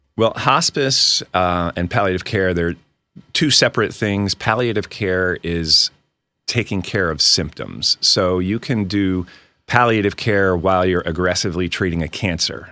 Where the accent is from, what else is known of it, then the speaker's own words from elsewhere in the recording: outside of Reading, Pennsylvania, United States; moved away as an adult; also born or lived in Washington, D.C. / Tacoma, Washington / Fort Bragg, North Carolina; now in Poconos, Pennsylvania; I grew up outside of Reading